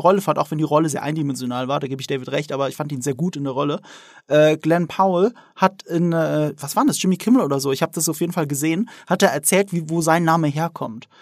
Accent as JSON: {"language": "German", "area": "the Ramstein area", "region": "Rhineland-Palatinate", "country": "Germany", "said": "Ich komme ja wirklich aus der Gegend Rammstein, wo, die, wo der US-Militärplatz ist"}